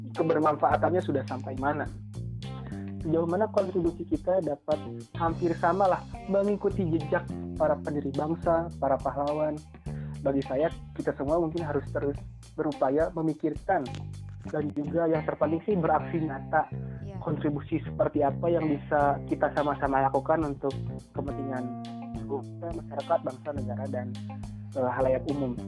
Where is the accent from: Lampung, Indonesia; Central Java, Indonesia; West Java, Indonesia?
West Java, Indonesia; Rajapolah; saya dari Raja Polah